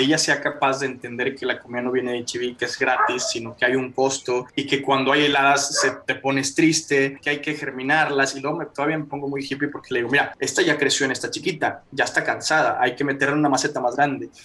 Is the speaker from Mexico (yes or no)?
yes; Mexico; como mexicano